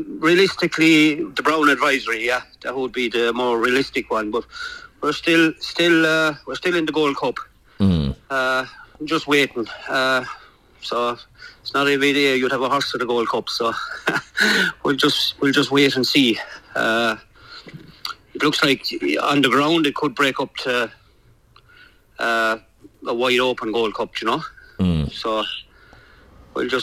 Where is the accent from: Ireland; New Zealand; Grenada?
Ireland; born or raised there; moved away as an adult; now in United Kingdom